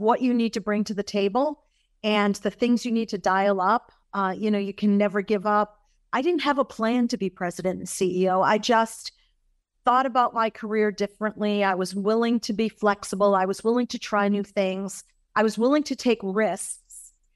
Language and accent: English; Massachusetts, United States; I grew up in Massachusetts. That's my home state.